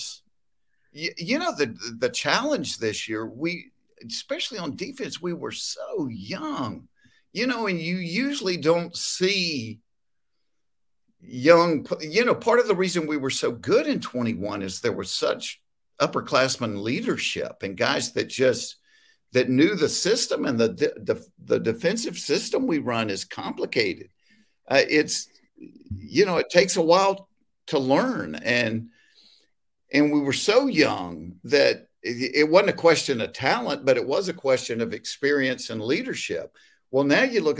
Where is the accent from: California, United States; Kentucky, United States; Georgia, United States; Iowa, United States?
Georgia, United States; Hapeville; growing up in Hateful, Georgia